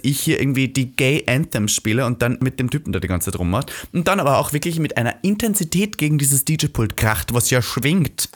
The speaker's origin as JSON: {"language": "German", "country": "Austria", "moved": "yes", "lives_now": "Berlin, Germany", "said": "ich bin zu Hause. Mhm. So Österreich zu Hause"}